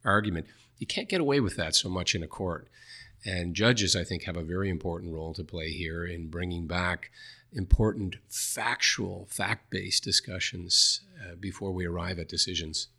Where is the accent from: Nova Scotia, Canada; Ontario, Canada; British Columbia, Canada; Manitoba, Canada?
Nova Scotia, Canada; New Glasgow; went back to my hometown in New Glasgow, Nova Scotia